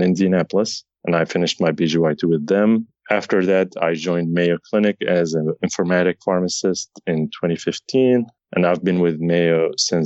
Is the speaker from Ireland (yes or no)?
no; Syria; moved away; I'm originally from Syria